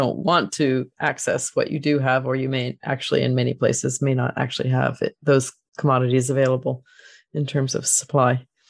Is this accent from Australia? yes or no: no; Florida, United States; I grew up in Florida and was an ocean person.